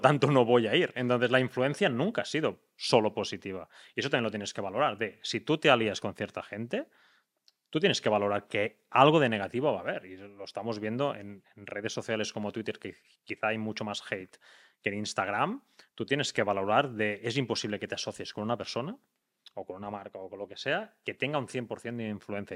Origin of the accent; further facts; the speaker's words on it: Tarragona, Catalonia, Spain; now in Girona, Spain; Tarragona, que es de donde soy yo